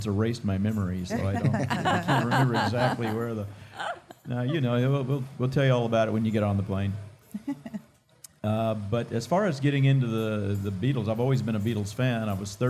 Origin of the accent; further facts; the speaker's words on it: Dallas, Texas, United States; moved away as an adult; now in California, United States; And I am from Dallas, Texas. I was born in Dallas. Woo-hoo. And grew up here. And so now I live in California.